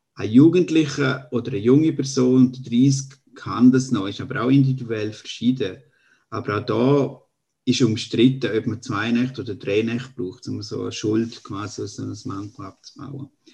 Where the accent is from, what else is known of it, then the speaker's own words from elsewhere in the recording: eastern Switzerland, Graubünden, Switzerland; am Dialekt da kennt man, also ich bin Schweizer aus der Ostschweiz, aus Graubünden